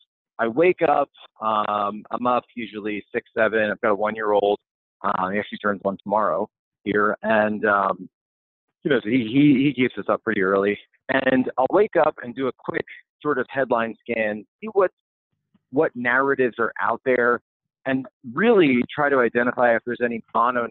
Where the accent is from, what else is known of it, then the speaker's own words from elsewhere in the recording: Philadelphia, Pennsylvania, United States; I'm originally from the Philadelphia area. Grew up there